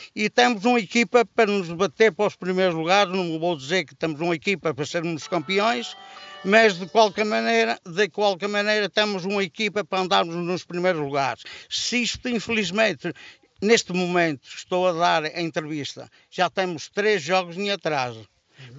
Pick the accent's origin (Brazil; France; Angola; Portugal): Portugal; Resende, Norte; sou de Rezende, natural de Rezende, natural de uma freguesia do Conselho de Rezende, São Romão de Aregos